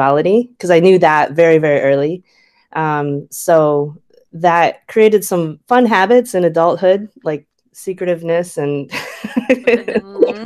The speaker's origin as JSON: {"language": "English", "region": "West Michigan", "country": "United States", "tie": "born or raised there", "moved": "yes", "lives_now": "Oakland, United States", "said": "I grew up in West Michigan"}